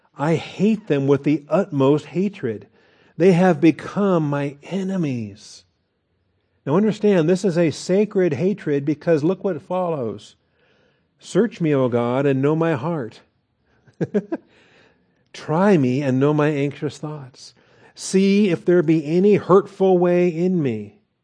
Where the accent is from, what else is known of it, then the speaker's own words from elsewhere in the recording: Seattle, Washington, United States; moved away; I grew up in Seattle, Washington